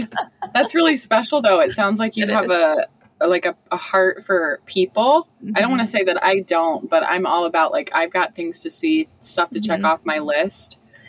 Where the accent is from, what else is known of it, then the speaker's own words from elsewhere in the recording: Ohio, United States; moved away as an adult; Because for mine, I'm from Ohio.